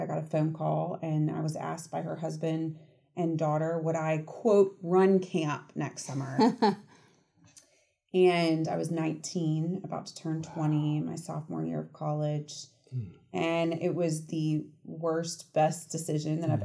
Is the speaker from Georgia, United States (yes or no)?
yes; Marietta, Georgia, United States; also born or lived in Athens, Georgia; I grew up in Atlanta in Marietta